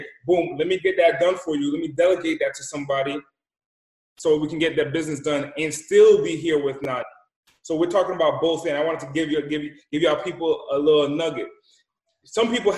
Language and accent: English; Rhode Island, United States; also born or lived in Boston; I come from the East Coast, the smallest state in the country, Rhode Island. And I was raised in the smallest city in the smallest country.